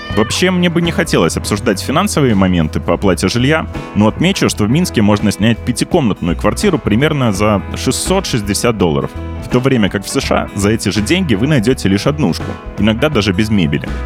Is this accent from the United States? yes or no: yes; United States; moved away as an adult; now in Minsk, Belarus; я американец